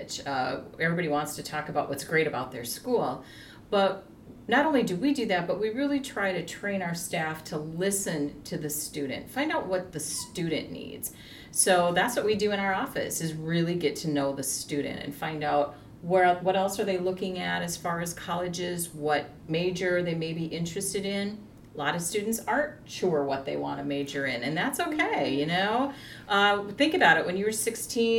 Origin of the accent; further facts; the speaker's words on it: South Dakota, United States; I'm from South Dakota